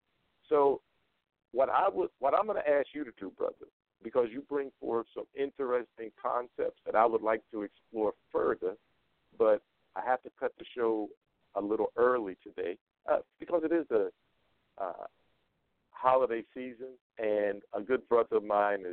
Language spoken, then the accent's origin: English; Las Vegas, Nevada, United States; Las Vegas, Nevada.